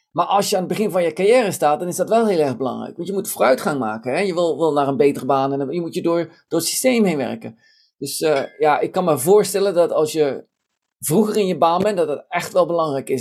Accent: Tiel, Gelderland, Netherlands; moved away; ik ben in Nederland geboren, in Tiel opgegroeid

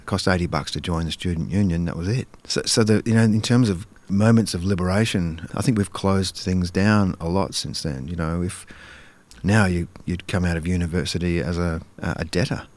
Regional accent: Karrinyup, Western Australia, Australia; growing up in Carrarmuck when it was, you know, it was pretty, pretty modest wor-, uh, working class state housing suburb

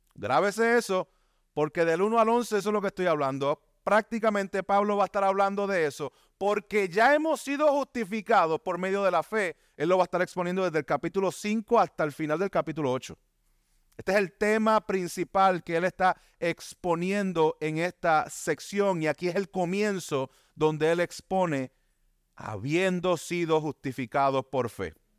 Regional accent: Bayamón, Puerto Rico; Vivía aquí en Bayamón, me crié en Bayamón

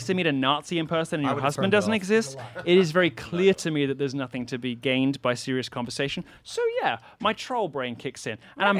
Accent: England, United Kingdom; also born or lived in Athens, Greece; now in United States; I was born in Athens in Greece. And in Greece. And we moved quickly over to England.

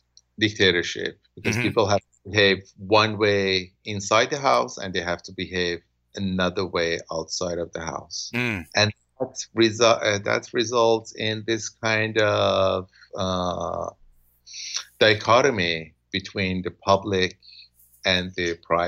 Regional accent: Iran; moved away as an adult; I grew up in Iran. I left Iran when I was 18, so originally, and then I went back to Iran again when I was 29.

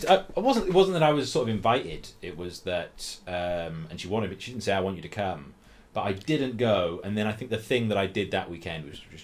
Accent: Abergavenny, Wales, United Kingdom

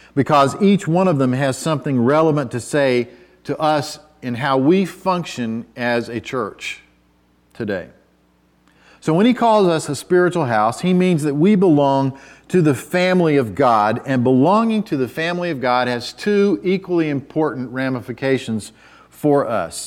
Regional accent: United States; as an American

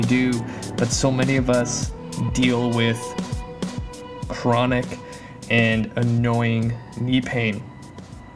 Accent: Canada; moved away; my home country, Canada

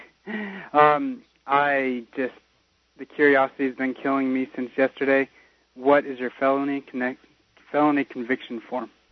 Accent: United States; now in Australia; I'm an American in Australia

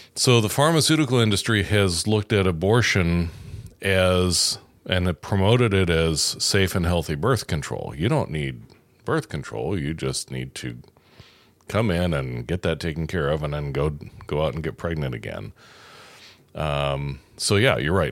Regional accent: New York, United States; now in Indiana, United States; I'm from New York and it is a freak state

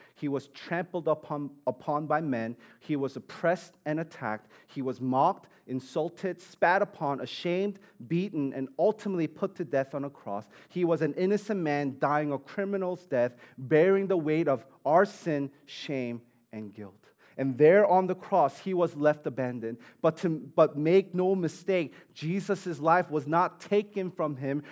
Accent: New York City, New York, United States; I grew up in Staten Island

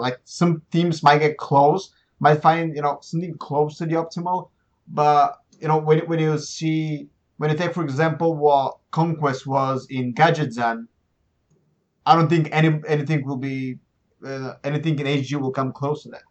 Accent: Plovdiv, Plovdiv Province, Bulgaria; moved away as an adult; also born or lived in Sofia; I've been jumping between Plovdiv, my hometown, and Sofia

